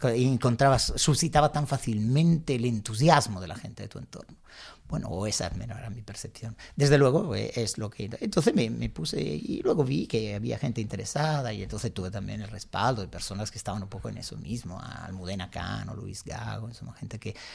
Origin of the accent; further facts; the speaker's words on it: Milan, Lombardy, Italy; accent: Italian; Spanish is a second language; moved away as an adult; now in Spain; yo nací en Milán, pero realmente no crecí en la ciudad.